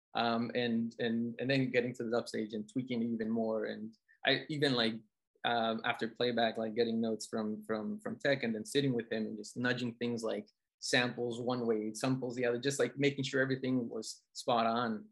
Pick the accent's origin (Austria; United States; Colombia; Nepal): Colombia; moved away; growing up in Colombia